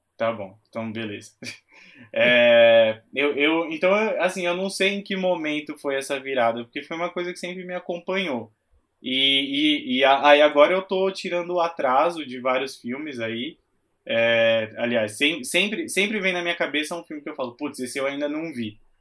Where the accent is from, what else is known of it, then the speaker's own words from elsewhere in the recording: Itápolis, São Paulo, Brazil; eu nasci numa cidade que chama Itápolis, é uma cidade bem pequena do interior